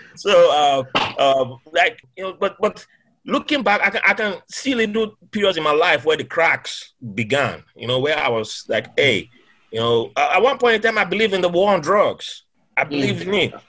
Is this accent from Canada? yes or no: no; Nigeria; moved away as an adult; also born or lived in Bahrain; now in United States; growing up in Nigeria